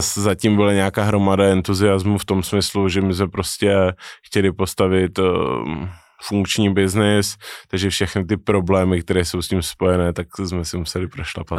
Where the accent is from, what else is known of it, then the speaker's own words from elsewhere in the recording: Czechia; Narozený jsem v Česku, ale otec byl Řek, takže spolo, formálně jsem z poloviny Řek.